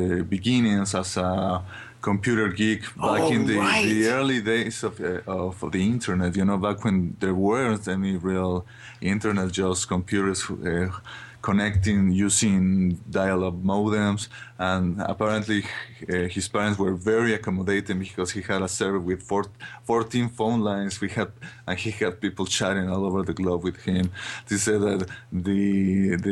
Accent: Mexico; I'm from Mexico

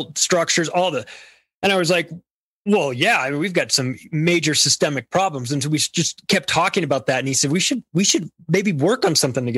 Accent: United States; I'm an American born here, have lived here my whole life

